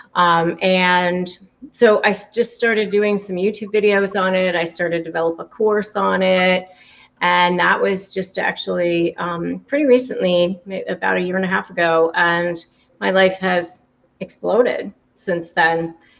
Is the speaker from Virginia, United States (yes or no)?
yes; McLean, Virginia, United States; moved away as an adult; also born or lived in California; now in Florida, United States; I grew up in the Washington, D.C. area, Northern Virginia, McLean, Virginia